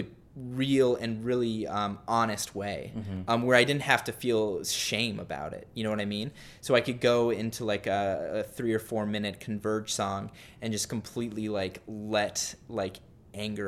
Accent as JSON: {"language": "English", "town": "Littleton", "region": "Colorado", "country": "United States", "tie": "born or raised there", "also_born_or_lived": "Utah / Seattle, Washington", "moved": "as an adult", "said": "I grew up in Colorado, went on a 2-year mission to Seattle"}